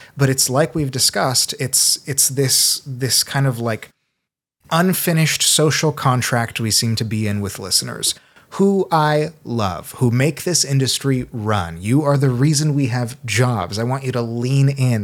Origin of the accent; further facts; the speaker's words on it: Seattle, Washington, United States; also born or lived in Brazil; I was born in Brazil. I grew up in Seattle a lot